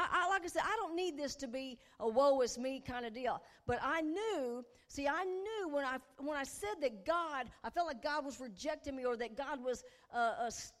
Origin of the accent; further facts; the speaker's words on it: Puxico, Missouri, United States; I've never lived more than 50 miles from my hometown of Puxico